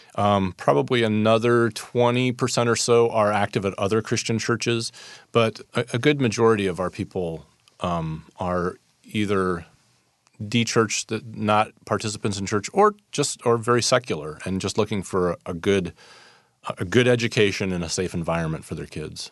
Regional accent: Fort Wayne, Indiana, United States; moved away as an adult; also born or lived in Council Bluffs, Iowa / Saint Louis, Missouri; now in San Francisco, United States; I grew up in Fort Wayne, Indiana

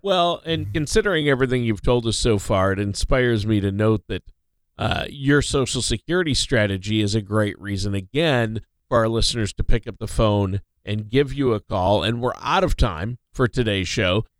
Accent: Minnesota, United States; moved away; Minnesota, my home state

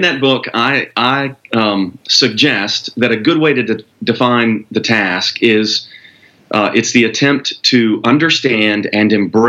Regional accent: Arkansas, United States; moved away as an adult; also born or lived in Dallas; I grew up in Arkansas.

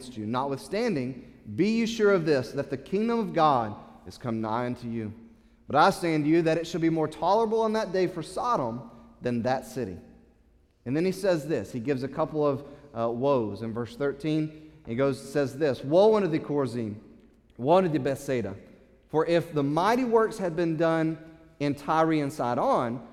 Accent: United States; As American Christians

